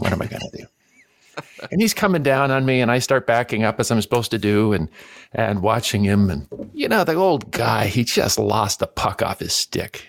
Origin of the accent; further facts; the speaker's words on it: Canada; Growing up in Canada